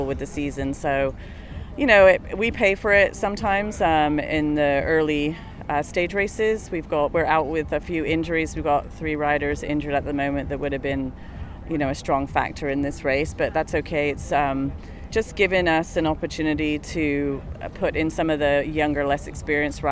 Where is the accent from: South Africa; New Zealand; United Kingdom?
United Kingdom; England; now in United States; I grew up in England